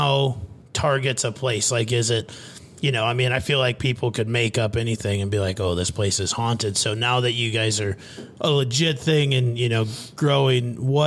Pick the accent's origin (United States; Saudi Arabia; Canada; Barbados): United States; rural Midwest; I grew up in rural Midwest as well